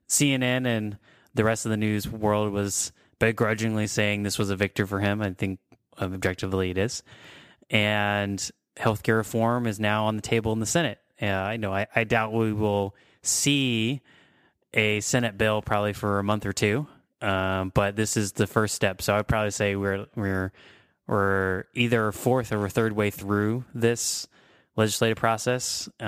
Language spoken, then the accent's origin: English; Texas, United States; Too bad I was educated in Texas.